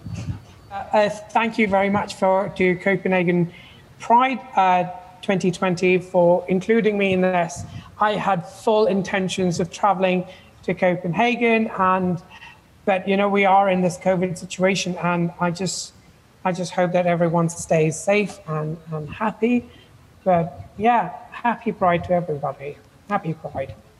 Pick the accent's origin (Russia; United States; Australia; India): India; also born or lived in United Kingdom; now in Canada; I was born in India